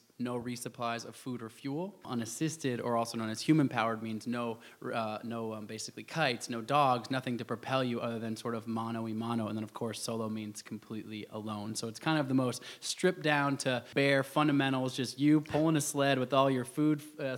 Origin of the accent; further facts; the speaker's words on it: Portland, Oregon, United States; I grew up in Portland, Oregon